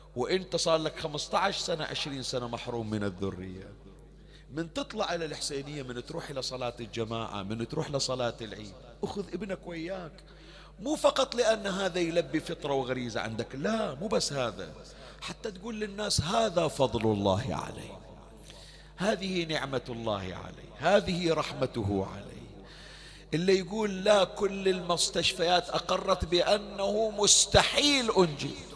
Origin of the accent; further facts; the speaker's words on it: Bahrain; احنا عندنا حسينيات بالبحرين